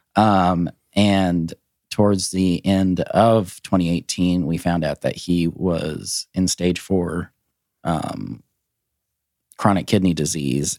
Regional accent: Glasgow, Montana, United States; also born or lived in Helena, Montana; now in Nashville, United States; I was Born in Helena, raised in a very small town in the northeast corner called Glasgow

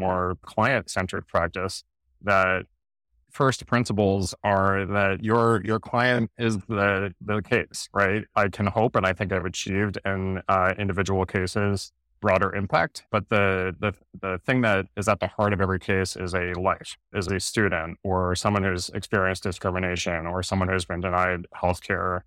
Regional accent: New Jersey, United States; I grew up in South Jersey

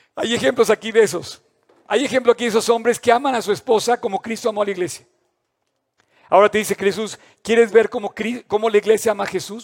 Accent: Mexico

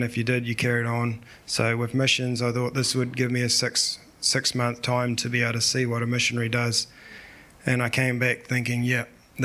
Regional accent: Te Awamutu, Waikato, New Zealand; I grew up in Te Awamutu area

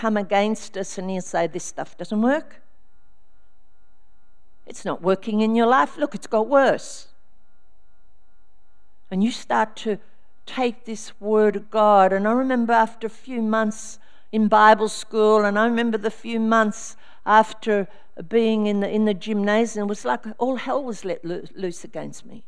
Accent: Albury, New South Wales, Australia; I came from Albury, New South Wales.

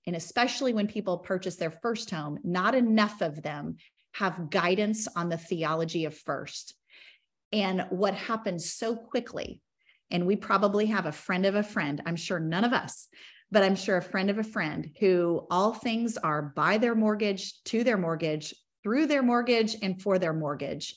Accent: Bartlesville, Oklahoma, United States; We grew up in Bartlesville, Oklahoma, just on a rinky dink municipal golf course on hole 14

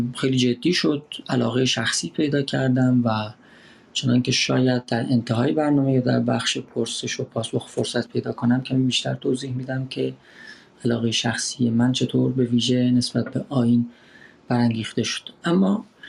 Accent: Iran; moved away as an adult; من کمی بیش از یک ساله که از ایران آمدم بیرون و در واقع فرار کردم

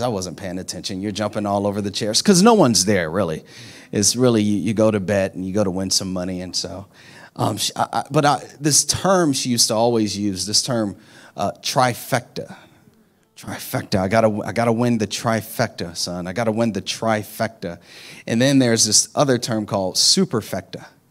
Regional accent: Orlando, Florida, United States; we're from Orlando

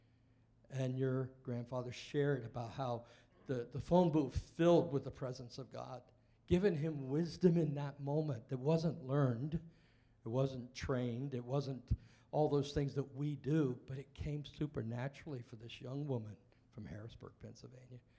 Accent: Welsh, Wales, United Kingdom; being Welsh, I invited my parents, who were Welsh

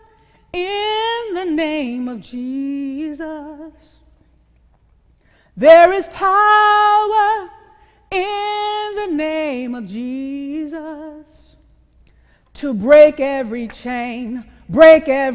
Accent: the South, United States; I'm a Southerner, so there sometimes were rivers and woods to go through.

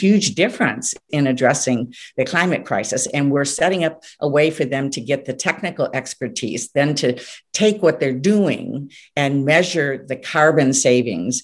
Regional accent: Clare, Michigan, United States; all those small towns in Michigan, like where I grew up in Clare

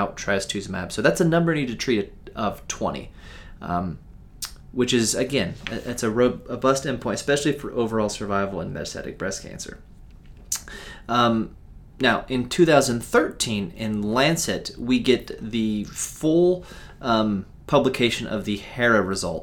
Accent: United States; I'm an American

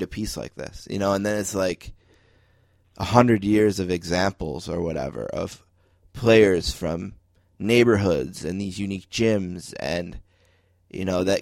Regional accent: Buffalo, New York, United States; I'm from Buffalo

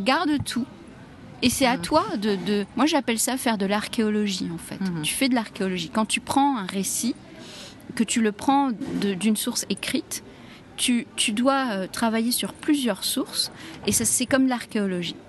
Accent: Egypt; chez nous en Égypte

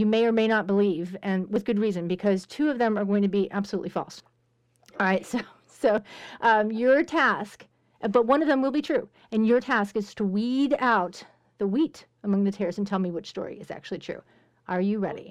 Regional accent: Pittsburgh, Pennsylvania, United States; I'm being from Pittsburgh. That's where I'm from

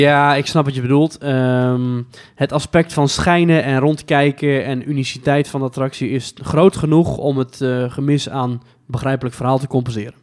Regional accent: Netherlands; wij als Nederlander

